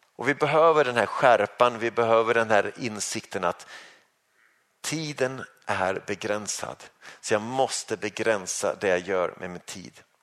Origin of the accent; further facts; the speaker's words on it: Sweden; som svensk